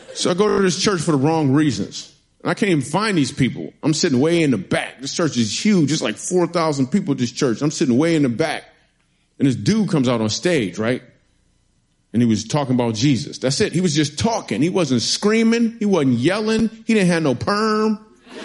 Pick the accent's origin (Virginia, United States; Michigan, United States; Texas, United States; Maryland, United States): Michigan, United States; moved away as an adult; also born or lived in New York City; The reason I moved to New York City is because I'm from Michigan